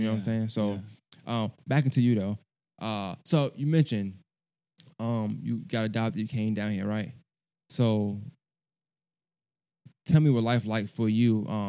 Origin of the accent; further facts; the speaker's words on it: Augusta, Georgia, United States; also born or lived in Brooklyn, New York; I'm from Augusta. But so I got a not similar story, but kind of the same thing because I feel like I've been living in Augusta as long as I was living in New York, Brooklyn at the time, right? But I claim both.